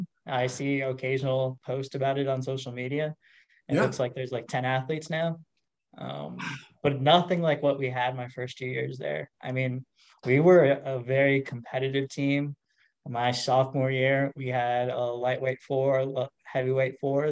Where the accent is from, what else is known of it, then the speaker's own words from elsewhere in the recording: Minnesota, United States; moved away as an adult; also born or lived in East Coast; Minnesota. So Midwest, born, raised, and ended up on the East Coast